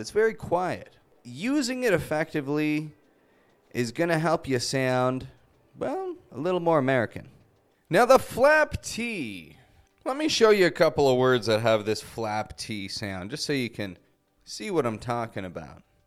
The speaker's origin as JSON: {"language": "English", "town": "Toronto", "region": "Ontario", "country": "Canada", "said": "I'm from Toronto. That's in Canada."}